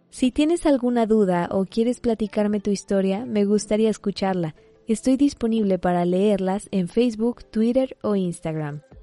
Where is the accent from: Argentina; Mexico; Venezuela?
Mexico; Yo soy mexicana